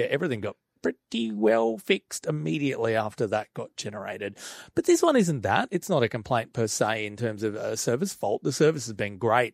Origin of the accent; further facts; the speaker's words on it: Australia; as an Aussie